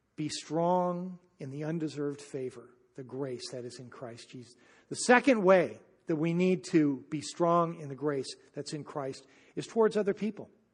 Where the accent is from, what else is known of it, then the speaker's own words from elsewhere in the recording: United States; I'm an American